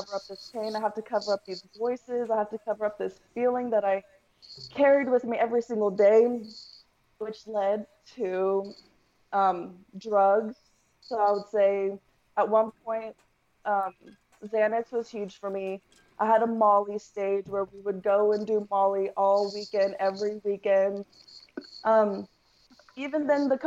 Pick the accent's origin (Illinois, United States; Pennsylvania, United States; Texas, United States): Texas, United States; Denton; also born or lived in El Paso, Texas / California; pretty much raised in Texas, been in Texas majority of my life, so I'll say I'm a Texas girl. But I was born in El Paso, Texas, moved to around like the Denton area, stayed